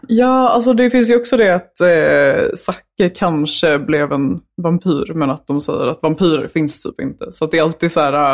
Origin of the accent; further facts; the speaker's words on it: Ekerö, Stockholm County, Sweden; ifrån Ekerö. Okay. Långt ut på Ekerö